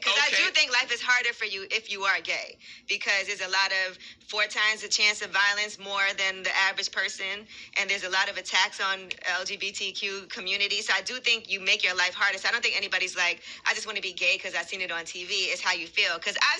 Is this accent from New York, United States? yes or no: yes; New York, United States; I'm from New York